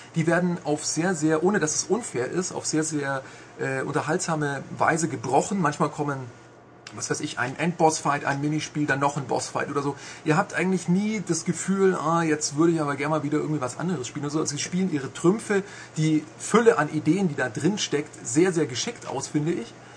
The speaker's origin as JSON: {"language": "German", "town": "Augsburg", "region": "Bavaria", "country": "Germany", "said": "Ich komme aus Augsburg"}